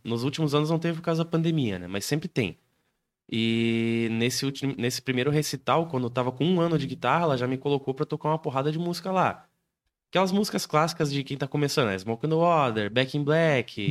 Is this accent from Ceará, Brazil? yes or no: no; Canoinhas, Santa Catarina, Brazil; moved away; Eu sou natural de Canoinhas